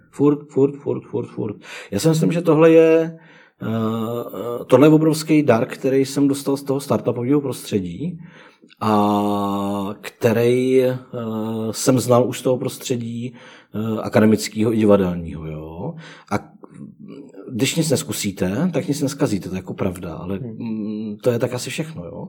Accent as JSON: {"language": "Czech", "country": "Czechia", "said": "jsme Češi"}